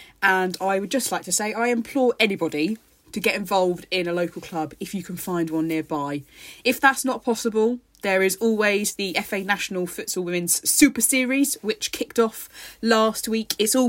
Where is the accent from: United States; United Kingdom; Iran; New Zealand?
United Kingdom; And we were just moaning about the rain because obviously we're British.